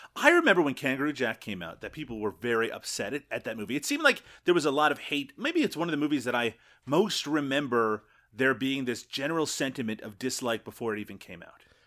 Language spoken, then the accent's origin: English; Newfoundland and Labrador, Canada; moved away; also born or lived in Ontario; I grew up in Newfoundland